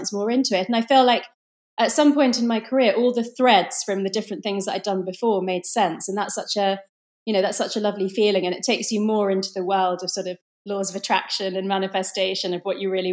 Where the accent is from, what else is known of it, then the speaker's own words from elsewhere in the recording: London, United Kingdom; I was born in London in the UK, but my parents are Indian